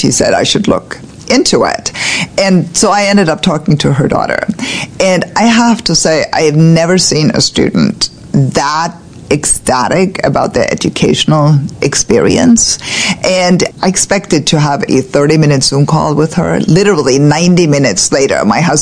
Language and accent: English; Germany; now in Annapolis, United States; I grew up in Germany